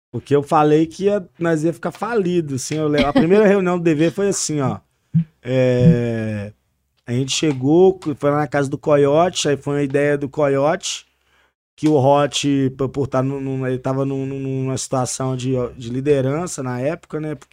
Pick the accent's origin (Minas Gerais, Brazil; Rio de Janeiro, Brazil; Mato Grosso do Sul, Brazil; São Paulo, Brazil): Minas Gerais, Brazil; Santa Luzia; Eu sou de Santa Luzia, eu sou da Zona Norte de BH.